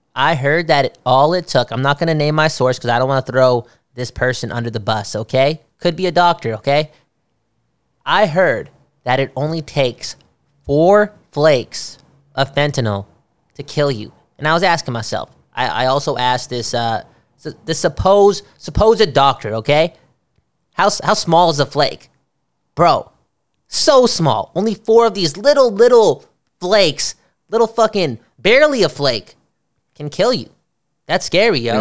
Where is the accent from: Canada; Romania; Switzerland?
Canada; I am from Canada, after all.